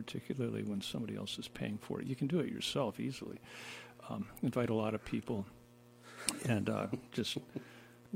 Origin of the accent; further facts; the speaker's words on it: Iowa, United States; moved away; also born or lived in New York City; I'm from Iowa. And the most exotic thing that I grew up with was maybe salt